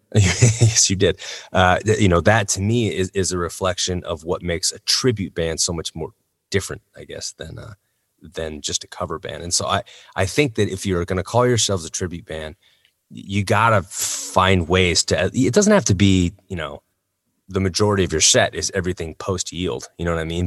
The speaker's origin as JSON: {"language": "English", "country": "United States", "said": "as an American citizen"}